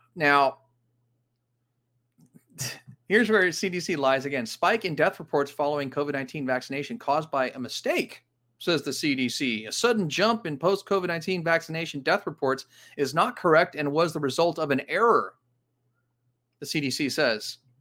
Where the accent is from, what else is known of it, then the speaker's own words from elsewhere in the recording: Los Angeles, California, United States; This is in my hometown. This is where I grew up, Granada Hills, California